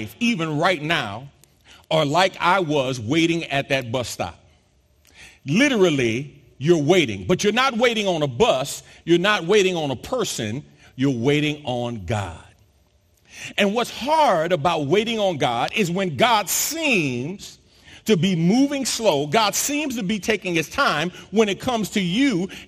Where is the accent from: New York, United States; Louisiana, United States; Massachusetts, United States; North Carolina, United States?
New York, United States; New York City; now in Texas, United States; growing up in New York City, I'm used to and familiar with public transportation, but public transportation is not something that has been my common use since I moved to Texas